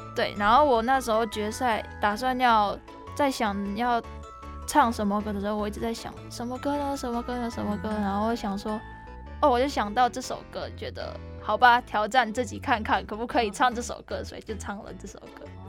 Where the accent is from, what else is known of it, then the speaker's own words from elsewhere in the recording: Indonesia; moved away as an adult; also born or lived in Taiwan; now in Tainan, Taiwan; 我来自印尼，我是现在，在南台刘英